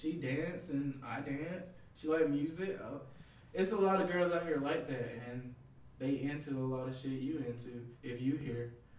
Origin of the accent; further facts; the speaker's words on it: Birmingham, Alabama, United States; moved away as an adult; now in Los Angeles, United States; I'm from Birmingham, Alabama